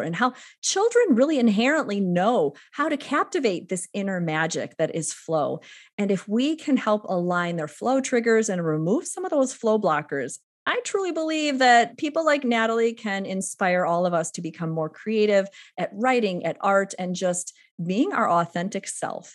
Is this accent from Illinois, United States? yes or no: yes; Waukegan, Illinois, United States; My hometown is Waukegan, Illinois